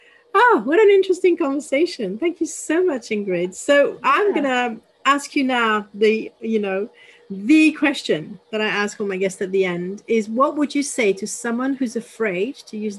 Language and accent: English; Paris, Île-de-France, France; I was brought up in Paris, which is the most disconnected place you can think. But my parents went every weekend to a house in the countryside.